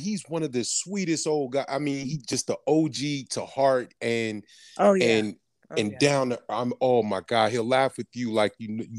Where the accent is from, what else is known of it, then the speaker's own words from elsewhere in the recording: San Francisco, California, United States; moved away; I'm from San Francisco.